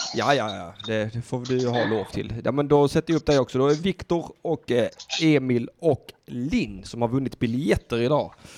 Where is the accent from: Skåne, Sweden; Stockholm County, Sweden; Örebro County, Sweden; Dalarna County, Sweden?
Skåne, Sweden; Södra Sandby; jag är från södra Sandby